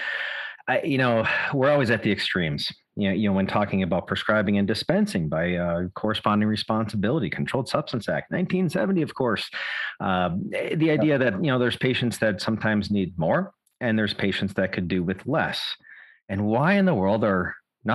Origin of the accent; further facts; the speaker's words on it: West Virginia, United States; my hometown in wild and wonderful West Virginia